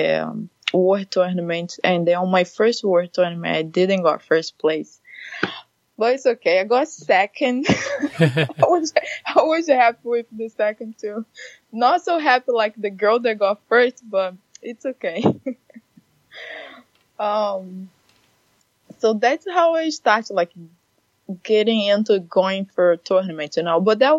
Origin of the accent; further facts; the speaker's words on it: Rio de Janeiro, Brazil; moved away as an adult; now in Redmond, United States; I'm from Brazil, Rio de Janeiro.